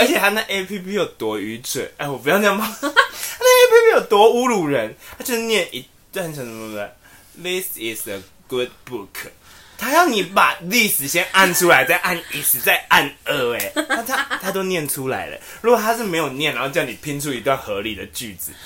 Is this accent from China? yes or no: no; Taiwan